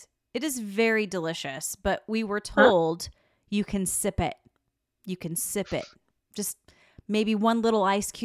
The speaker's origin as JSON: {"language": "English", "region": "Oregon", "country": "United States", "said": "I'm from Oregon, so we are super snobs of coffee and beer and wine"}